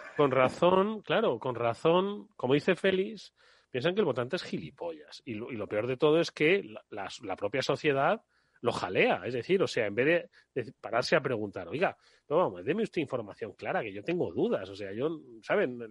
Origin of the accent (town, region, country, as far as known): Extremadura, Spain